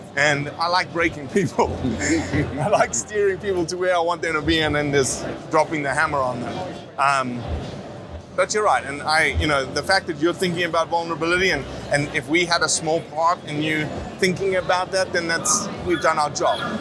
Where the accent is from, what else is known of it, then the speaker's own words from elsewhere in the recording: Johannesburg, Gauteng, South Africa; also born or lived in Mozambique; now in United States; where I was raised in South Africa and Mozambique. Uh, I lived in a town, Johannesburg